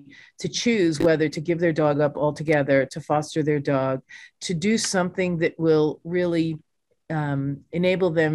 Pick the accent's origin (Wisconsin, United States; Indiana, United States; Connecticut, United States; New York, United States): New York, United States; I'm a New Yorker